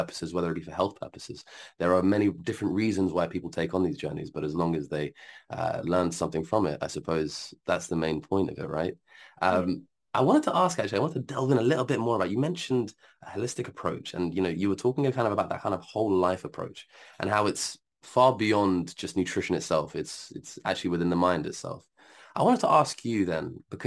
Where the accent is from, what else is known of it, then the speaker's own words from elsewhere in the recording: Algeria; I'm from Algeria